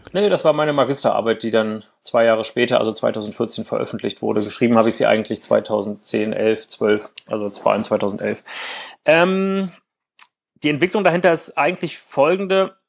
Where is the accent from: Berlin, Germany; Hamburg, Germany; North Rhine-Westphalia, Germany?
Berlin, Germany; also born or lived in East Brandenburg; ich habe meine Jugend ja in Ostberlin und Ostbrandenburg verbracht